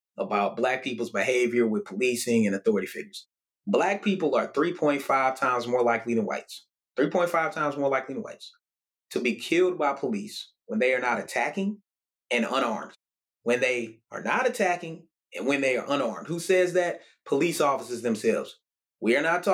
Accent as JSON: {"language": "English", "town": "Murfreesboro", "region": "Tennessee", "country": "United States", "tie": "born or raised there", "said": "my hometown in Murfreesboro, Tennessee"}